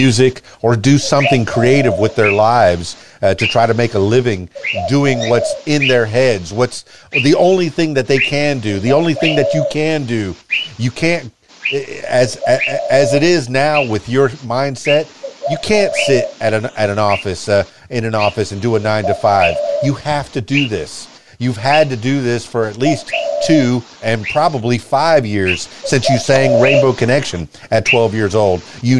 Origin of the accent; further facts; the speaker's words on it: Miami, Florida, United States; You know, I come from Miami, a very diversified place.